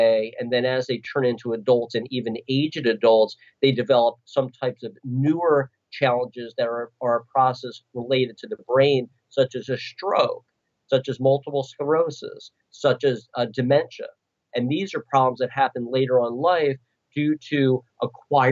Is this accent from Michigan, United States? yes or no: no; Philadelphia, Pennsylvania, United States; I'm from Philadelphia